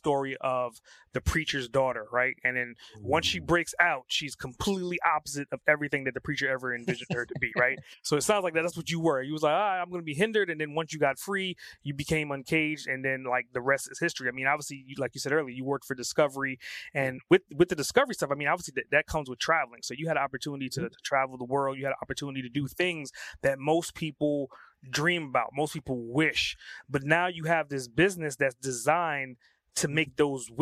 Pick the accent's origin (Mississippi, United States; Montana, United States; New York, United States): New York, United States; I grew up in New York